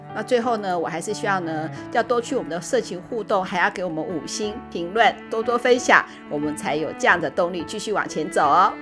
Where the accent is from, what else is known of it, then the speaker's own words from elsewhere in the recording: Taiwan; 我其实就是一个土生土长的，的那个台湾人